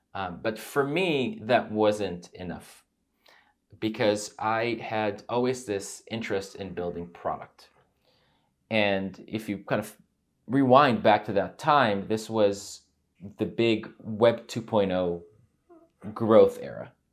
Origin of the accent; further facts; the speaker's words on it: United States; also born or lived in Israel; I grew up there until the age of nine